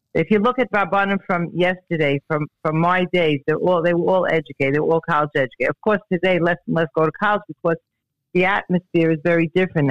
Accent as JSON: {"language": "English", "town": "New York City", "region": "New York", "country": "United States", "tie": "born or raised there", "said": "I grew up in Borough Park"}